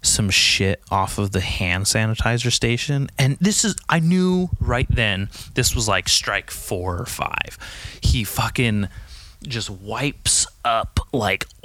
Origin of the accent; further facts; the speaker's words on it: California, United States; I grew up in California